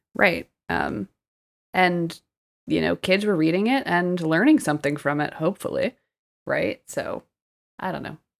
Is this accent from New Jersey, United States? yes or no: yes; New Jersey, United States; I grew up in South Jersey, really close to Philly